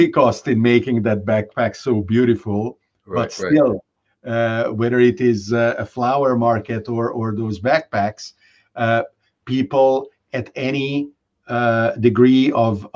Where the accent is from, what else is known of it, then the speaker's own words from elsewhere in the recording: Budapest, Hungary; moved away; I grew up in Budapest